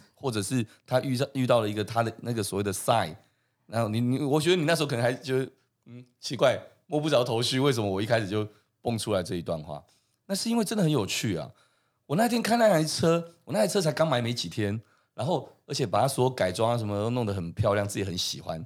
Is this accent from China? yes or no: no; Taiwan; 我们台湾人是不是现在对这件事情是越来越接受的？